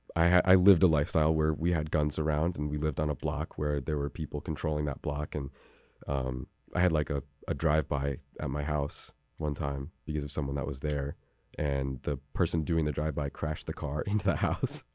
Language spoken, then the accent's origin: English; New Haven, Connecticut, United States; I grew up down on Bishop Street